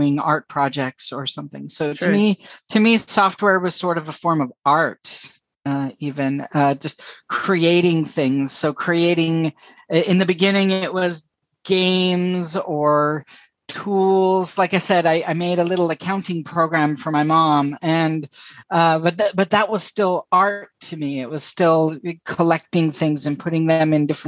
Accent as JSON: {"language": "English", "region": "California", "country": "United States", "also_born_or_lived": "San Francisco / Boston / Lake Tahoe / Amsterdam", "moved": "as an adult", "said": "I'm from California"}